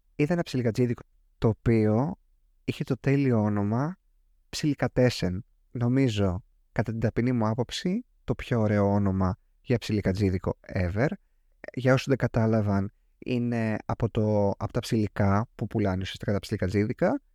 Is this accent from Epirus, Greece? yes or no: yes; Ioannina, Epirus, Greece; Εγώ μεγάλωσα σε αυτό χωριό τέλος πάντων, στα Γιάννενα